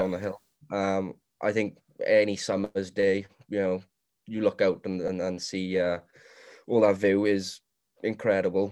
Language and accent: English; Swansea, Wales, United Kingdom; I am from Morriston, Swansea.